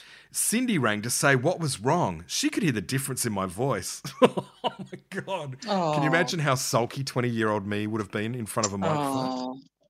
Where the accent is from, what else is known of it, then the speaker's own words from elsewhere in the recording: Adelaide, South Australia, Australia; And all my drive-in memories are of growing up in Adelaide. I have no memory of a Karratha drive-in.